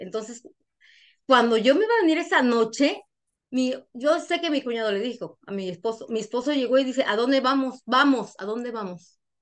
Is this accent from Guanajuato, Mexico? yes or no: yes; Guanajuato, Mexico; moved away as an adult; now in United States; trabajé para el gobierno de mi pueblo, de mi municipio, soy de Guanajuato